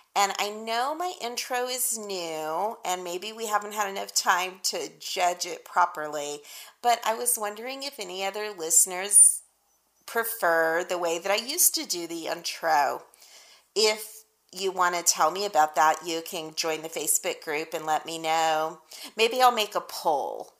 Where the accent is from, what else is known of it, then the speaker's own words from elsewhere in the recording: Texas, United States; I'm from Texas, y'all, so that's like deep winter where I'm from.